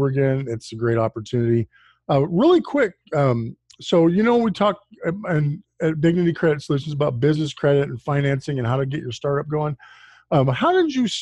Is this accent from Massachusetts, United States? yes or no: no; Aurora, Colorado, United States; I was born in Aurora, and so Colorado is my native state